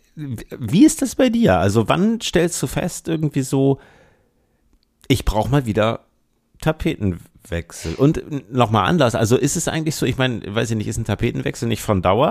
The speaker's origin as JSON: {"language": "German", "region": "Bremen", "country": "Germany", "tie": "born or raised there", "moved": "yes", "lives_now": "Hamburg, Germany", "said": "ich bin in Bremen geboren und bin in Hamburg bislang geblieben"}